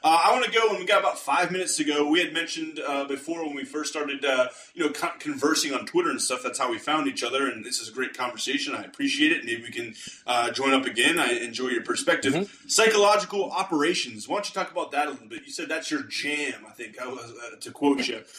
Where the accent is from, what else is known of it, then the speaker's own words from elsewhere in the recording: Pittsburgh, Pennsylvania, United States; I'm from the Pittsburgh area, Western Pennsylvania.